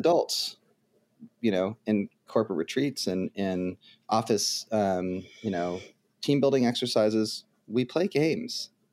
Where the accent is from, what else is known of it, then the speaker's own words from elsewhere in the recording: United States; also born or lived in Ohio; I'm an American